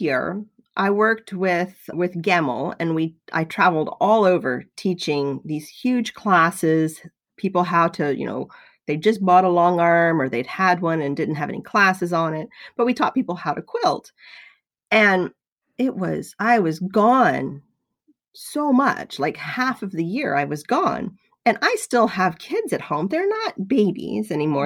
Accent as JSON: {"language": "English", "region": "the South", "country": "United States", "tie": "born or raised there", "said": "I was raised in the South"}